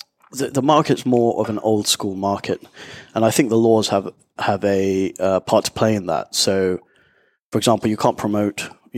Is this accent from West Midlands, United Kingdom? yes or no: no; London, United Kingdom; moved away as an adult; also born or lived in Nicaragua; now in Panama City, Panama; From London. Born there and left there probably about 10 years ago now